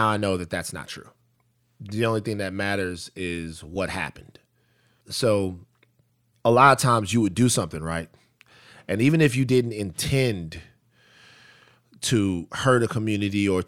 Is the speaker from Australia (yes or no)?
no; Baton Rouge, Louisiana, United States; moved away; I'm growing up in South Baton Rouge where I'm from